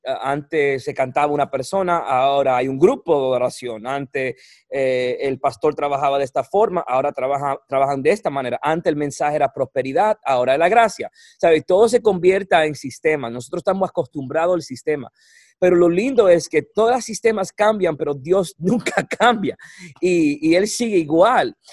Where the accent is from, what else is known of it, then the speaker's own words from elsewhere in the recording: Puerto Rico; moved away; soy boricua